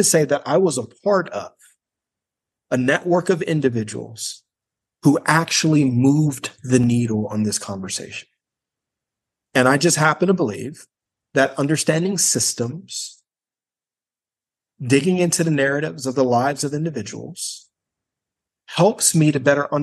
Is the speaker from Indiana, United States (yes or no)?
yes; Gary, Indiana, United States; I'm from Gary, Indiana